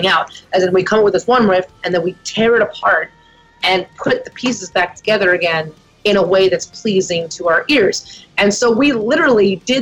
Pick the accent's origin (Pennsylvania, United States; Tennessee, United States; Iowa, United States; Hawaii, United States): Pennsylvania, United States; moved away; also born or lived in Nashville; We grew up in Pennsylvania